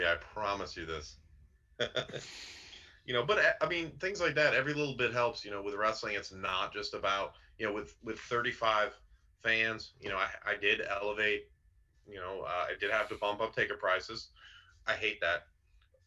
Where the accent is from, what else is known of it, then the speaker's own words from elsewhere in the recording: Massachusetts, United States; moved away; I'm initially from Massachusetts myself